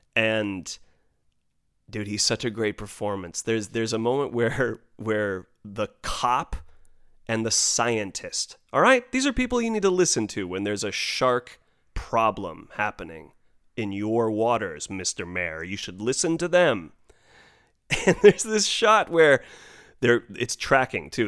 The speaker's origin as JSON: {"language": "English", "country": "United States", "said": "as a U S American, as a red, white, and blue-blooded American"}